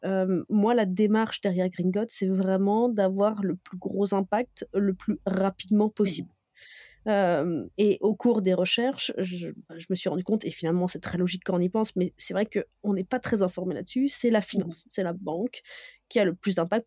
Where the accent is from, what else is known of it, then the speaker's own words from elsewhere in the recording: Dijon, Bourgogne-Franche-Comté, France; je viens de Dijon à la base